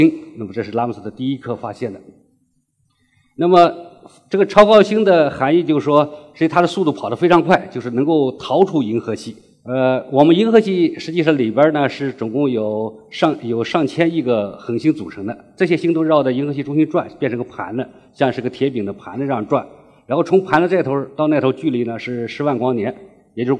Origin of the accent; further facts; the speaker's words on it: China; 这是完全是我们中国人自己的创新。